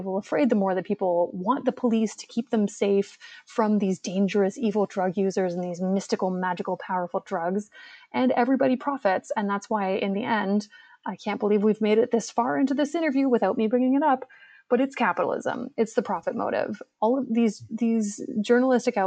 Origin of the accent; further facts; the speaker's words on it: Hamilton, Ontario, Canada; now in Toronto, Canada; Hamilton. Hamilton. So, you know, represent. I love my hometown, but yeah, I live in Toronto now